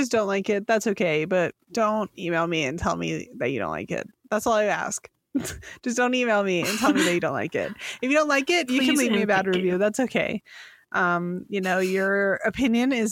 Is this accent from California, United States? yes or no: yes; California, United States; I'm from California